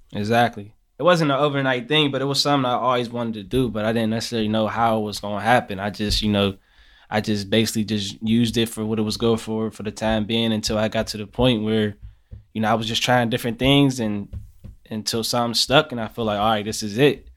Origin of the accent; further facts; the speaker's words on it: Pittsburgh, Pennsylvania, United States; I'm from Larmer, from Larmer, east side of Pittsburgh